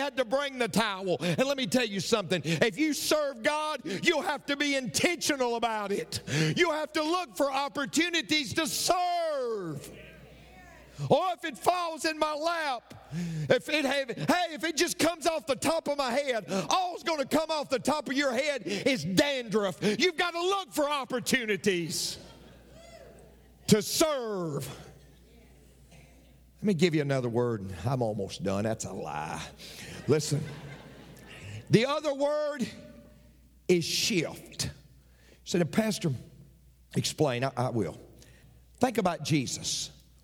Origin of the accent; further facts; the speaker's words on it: Tennessee, United States; I'm from Tennessee.